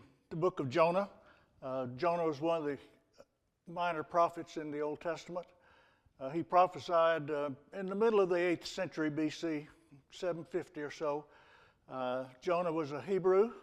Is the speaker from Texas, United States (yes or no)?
yes; Texas, United States; I'm from Texas.